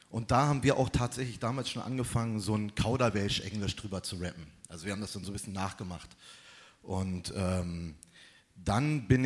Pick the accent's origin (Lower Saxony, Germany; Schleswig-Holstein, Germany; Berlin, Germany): Berlin, Germany; Ich bin in Berlin-Tempelhof aufgewachsen und äh, bin da auch zur Schule gegangen. Ich lebe da immer noch.